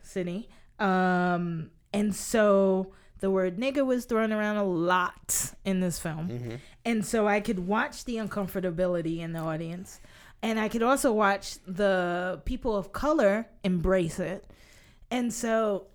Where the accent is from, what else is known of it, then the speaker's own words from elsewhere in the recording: New York City, New York, United States; as a native New Yorker